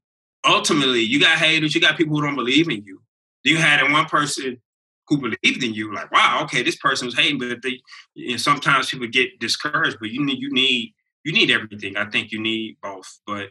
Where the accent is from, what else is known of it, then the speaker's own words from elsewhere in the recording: El Paso, Texas, United States; I'm from El Paso, I'm here, and I see things. All that stuff I grew up around, it was probably jacked up.